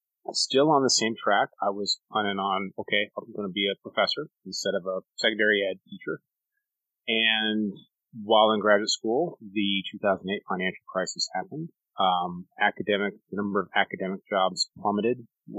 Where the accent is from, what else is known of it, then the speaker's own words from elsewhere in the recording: Colorado, United States; moved away as an adult; now in Oklahoma, United States; I grew up in Colorado, did my undergraduate work at a small school in Alamosa, Colorado